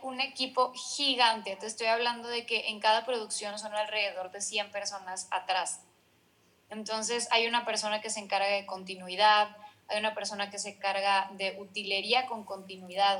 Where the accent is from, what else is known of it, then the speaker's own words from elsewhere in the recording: Ciudad Victoria, Tamaulipas, Mexico; moved away as an adult; also born or lived in Mexico City; soy de Ciudad Victoria, Tamaulipas. Eh, a los 23 años me fui al CEA de Televisa